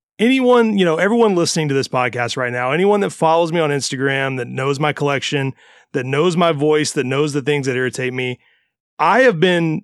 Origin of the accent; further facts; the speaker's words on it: Mississippi, United States; now in Florida, United States; I grew up in Mississippi instead of Florida.